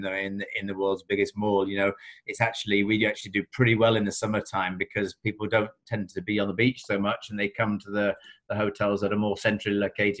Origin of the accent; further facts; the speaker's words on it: Chesterfield, East Midlands, United Kingdom; So I grew up in Chesterfield.